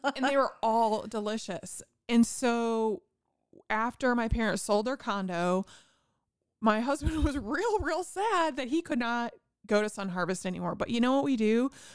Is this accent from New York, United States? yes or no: no; Indiana, United States; I'm from Indiana and we have all kinds of farms